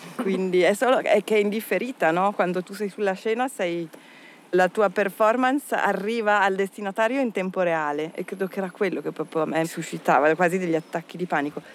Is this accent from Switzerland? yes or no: yes; Minusio, Ticino, Switzerland; moved away as an adult; also born or lived in Locarno / Turin; now in Paris, France; Sono cresciuta a Minusio, che è un comune confinante